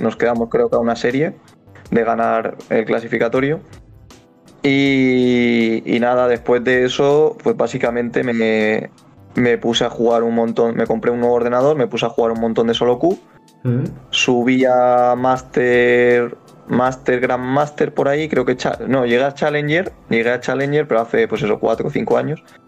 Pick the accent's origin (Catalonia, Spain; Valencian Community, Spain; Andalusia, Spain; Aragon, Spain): Valencian Community, Spain; Alicante; soy de Alicante